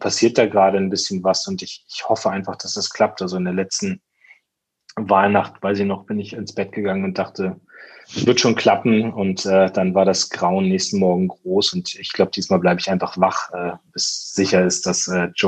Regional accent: Lower Saxony, Germany; vertrete im Deutschen Bundestag meine Heimat, also das ist der Heidekreis und die Hälfte des Landkreises Rothenburg.

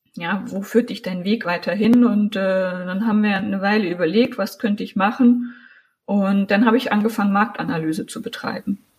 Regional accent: Thuringian Forest, Germany; also born or lived in Sangerhausen, Saxony-Anhalt / Göttingen; now in Jena, Germany; ich bin in Sachsen-Anhalt geboren worden, in Sangerhausen. Meine Eltern sind mit drei Jahren dann mit mir umgezogen in den Thüringer Wald. Mein Vater ist Förster. Und wir haben ganz klassisch, äh, bin ich im Forsthaus am Waldesrand groß geworden

